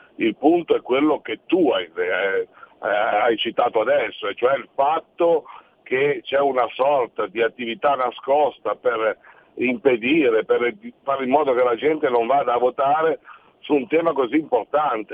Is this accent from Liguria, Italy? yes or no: yes; Liguria, Italy